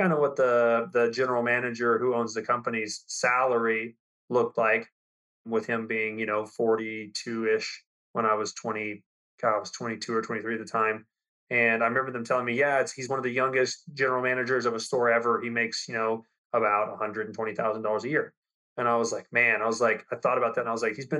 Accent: Lubbock, Texas, United States; I grew up in Lubbock, Texas.

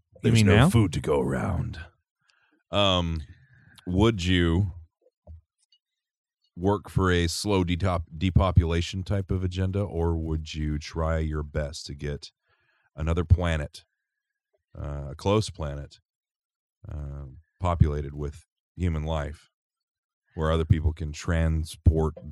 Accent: St. Louis, Missouri, United States; As a kid growing up in St. Louis in the summertime, I'd go see the Cardinals play with my Uncle Joe and my dad

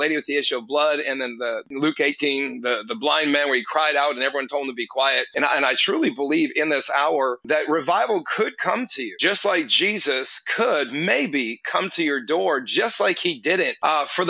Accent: Canada; now in Houston, United States; I'm Canadian originally, so Canadians are passive

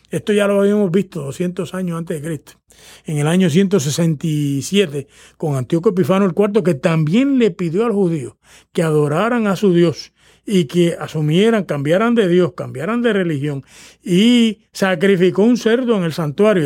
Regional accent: Puerto Rico; el, imaginario religioso de los puertorriqueños, que son mi pueblo

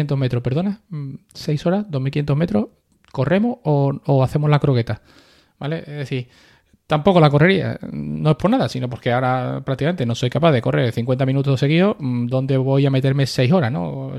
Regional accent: Carmona, Andalusia, Spain; moved away as an adult; yo soy sevillano, pero bueno, como soy, eh, me he pegado nueve años fuera

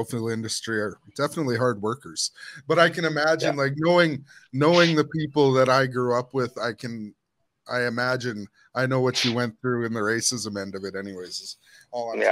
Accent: Central Alberta, Canada; I grew up in Central Alberta

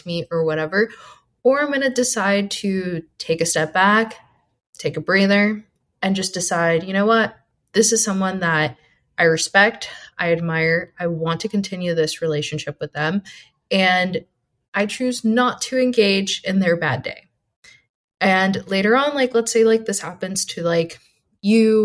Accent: East Coast, United States; now in West Coast, United States; we're all originally from the East Coast and moved to the West Coast

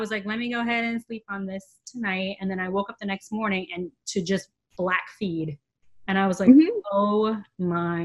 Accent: Los Angeles, California, United States; I'm from Los Angeles. So I grew up in mid-city Los Angeles

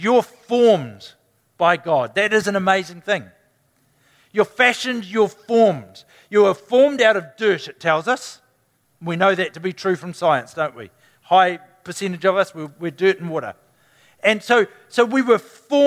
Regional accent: New Zealand; Can't even do that as a Kiwi.

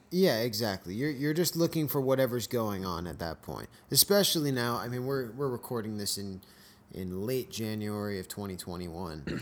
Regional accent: Escondido, California, United States; moved away as an adult; also born or lived in Valley Center, California; now in Chico, United States; I grew up in Southern California

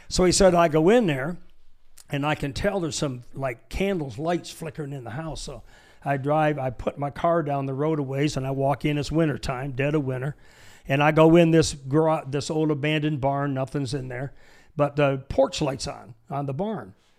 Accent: Michigan, United States; moved away as an adult; also born or lived in San Diego; I was born in Michigan, born poor, raised poor

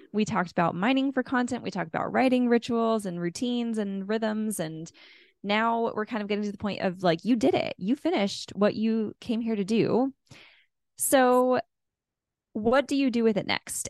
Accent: California, United States; I grew up in California

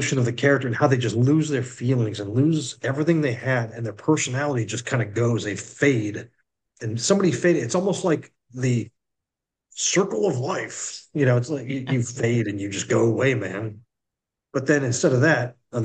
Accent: Massachusetts, United States; now in South Carolina, United States; I'm from Massachusetts originally

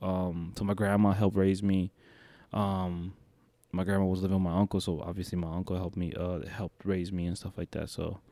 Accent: Detroit, Michigan, United States; also born or lived in New York; I grew up in Detroit

